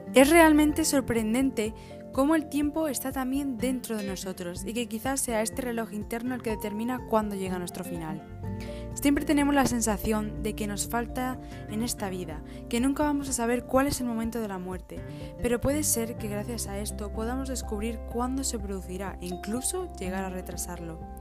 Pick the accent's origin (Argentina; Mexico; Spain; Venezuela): Spain; Extremadura; accent: Extremaduran; yo haber aspirado una S o de haber dicho una palabra típica de Extremadura